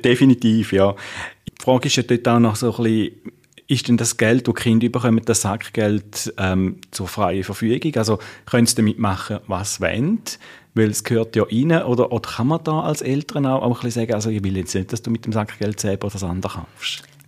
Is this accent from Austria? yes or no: no; Switzerland; bei uns in der Schweiz